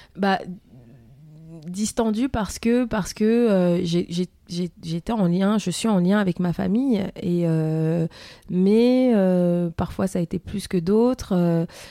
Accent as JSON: {"language": "French", "country": "France", "tie": "born or raised there", "also_born_or_lived": "Germany", "said": "je suis née ici en France"}